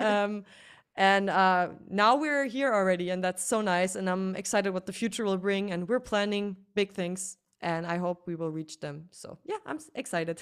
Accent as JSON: {"language": "English", "country": "Germany", "first_language": "German", "second_language": "English"}